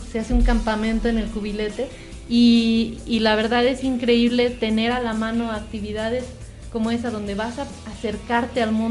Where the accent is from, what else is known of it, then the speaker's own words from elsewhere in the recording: Mexico; a lo mejor alguna expectativa como mexicano es más difícil a veces de lograr un verdadero asombro